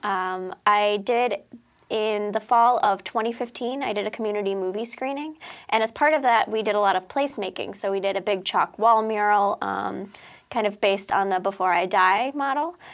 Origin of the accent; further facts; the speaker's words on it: Westfield, Massachusetts, United States; I grew up in Westfield